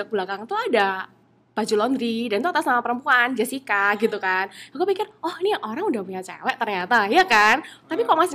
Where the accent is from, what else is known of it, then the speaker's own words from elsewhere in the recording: Surabaya, East Java, Indonesia; saya asal dari Surabaya.